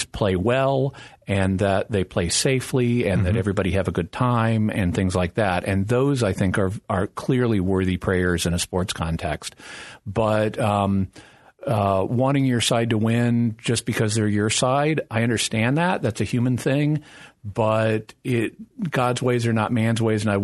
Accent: Fayetteville, Arkansas, United States; I grew up in Fayetteville, Arkansas, which is the hometown of the Razorbacks.

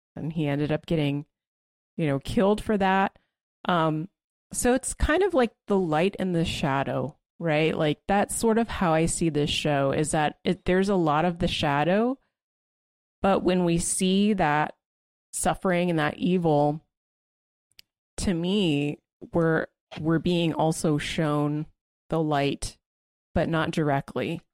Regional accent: United States; as an American

